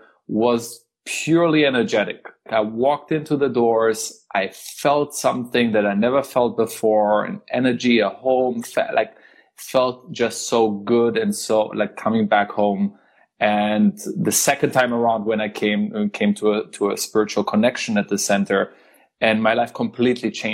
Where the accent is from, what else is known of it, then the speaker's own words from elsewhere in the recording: Germany; also born or lived in Israel; I was born in Israel, but I grew up in Germany.